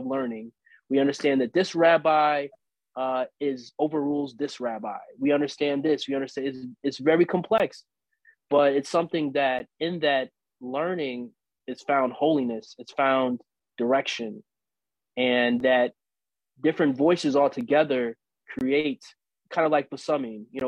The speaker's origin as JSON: {"language": "English", "town": "St. Louis", "region": "Missouri", "country": "United States", "tie": "born or raised there", "moved": "yes", "said": "I didn't grow up in Israel. I grew up in St. Louis"}